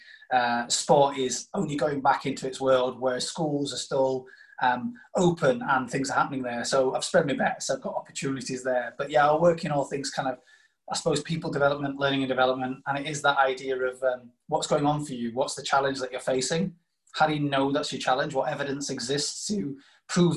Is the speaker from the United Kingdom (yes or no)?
yes; Doncaster, Yorkshire and the Humber, United Kingdom; also born or lived in South Africa; I'm a Doncaster lad. I was born in South Africa, ironically. So I say born in South Africa, but brought up in Yorkshire.